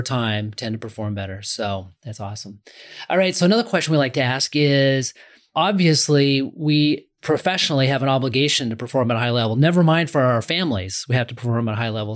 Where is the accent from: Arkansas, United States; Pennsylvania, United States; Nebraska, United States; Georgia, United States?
Nebraska, United States; Omaha; I'm from Omaha, Nebraska